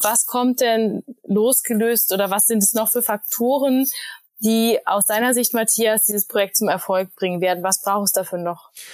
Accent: Berlin, Germany; Berlin meine Heimat ist

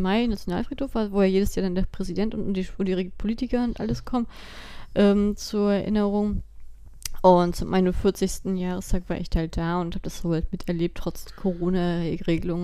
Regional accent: Germany; bei uns in Deutschland

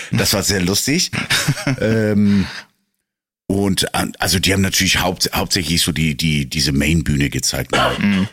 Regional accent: Northern Germany, Germany; als Norddeutscher

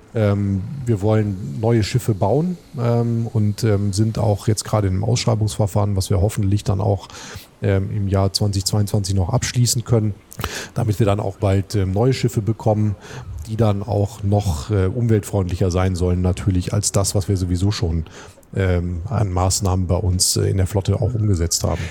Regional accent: Duisburg, North Rhine-Westphalia, Germany; moved away as an adult; also born or lived in Flensburg; now in Hamburg, Germany; Ich bin in der Hansestadt äh, Duisburg geboren, ja. äh, habe auch da studiert

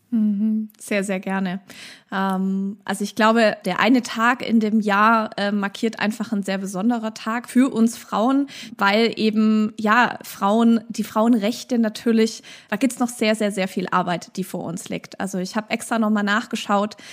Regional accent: Stuttgart, Baden-Württemberg, Germany; bei uns in Stuttgart

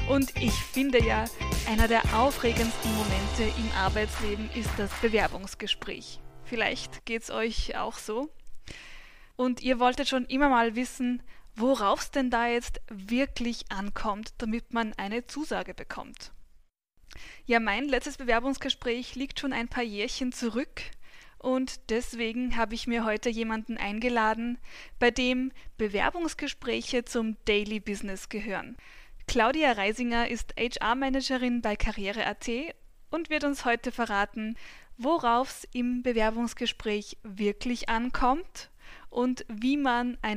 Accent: Albendorf, Upper Austria, Austria; Mein Alter ist 27. Ich bin geboren und aufgewachsen in in Albendorf im schönen Müllviertel.

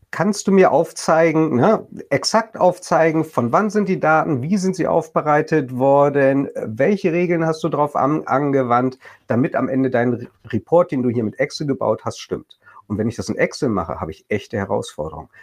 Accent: Bremen, Germany; als äh, Bremer äh, aus Norddeutschland

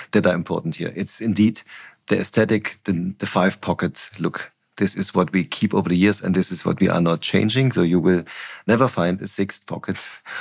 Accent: East Germany, Germany; I grew up in East Germany

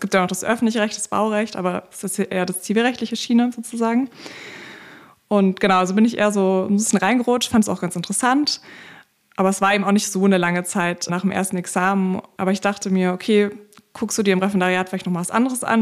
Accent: Berlin, Germany; ich komme aus Berlin, bin auch immer noch ja. in Berlin

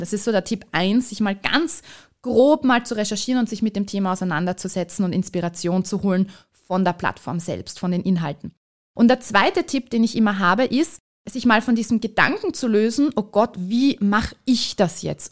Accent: Vienna, Austria; moved away as an adult; now in Carinthia, Austria; ich bin Wahlkärntnerin, ich bin ursprünglich Wienerin

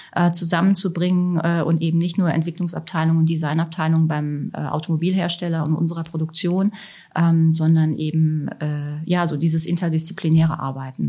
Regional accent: Germany; also born or lived in Italy; als Deutsche

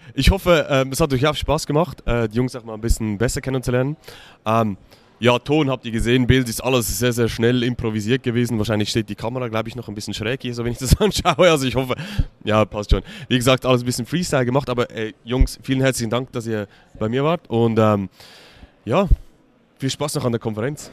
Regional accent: Switzerland; für mich als Schweizer

